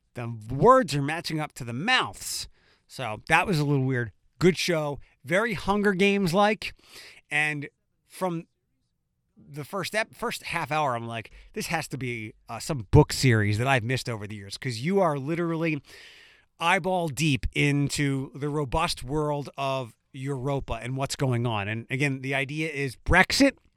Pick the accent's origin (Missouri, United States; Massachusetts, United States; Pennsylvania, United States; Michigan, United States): Pennsylvania, United States; Philadelphia; moved away as an adult; now in Toledo, United States; I am from Philadelphia. Um, it's my hometown.